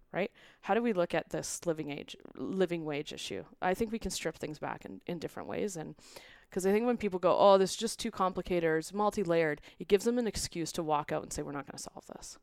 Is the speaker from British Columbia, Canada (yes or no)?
yes; Vancouver, British Columbia, Canada; now in Calgary, Canada; I'm originally from Vancouver. We've been now in Calgary since twenty eleven